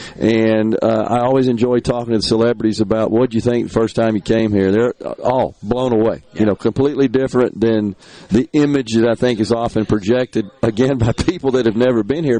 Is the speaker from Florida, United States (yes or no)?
no; Central Mississippi, United States; growing up around Central Mississippi